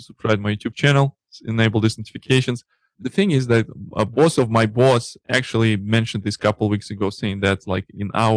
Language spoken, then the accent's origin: English; Russia; accent: Russian; English is a second language; My Russian accent